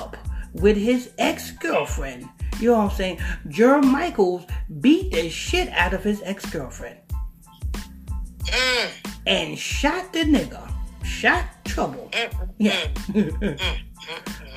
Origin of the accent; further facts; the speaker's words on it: Huntington Station, New York, United States; I'm from Huntington Station